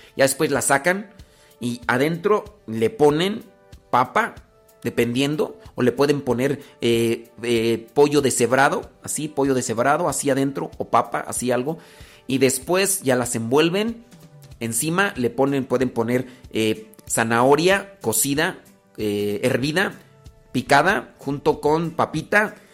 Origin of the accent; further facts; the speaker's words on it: Los Órganos, Guanajuato, Mexico; Yo no soy de Celaya, Guanajuato. Soy de un rancho que se llama Los Órganos Guanajuato